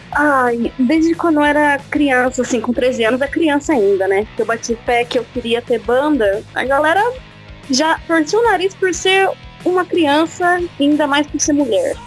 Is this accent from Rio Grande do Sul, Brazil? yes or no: no; Araraquara, São Paulo, Brazil; eu, a Larissa e o Miguel, nós somos daqui de Araraquara.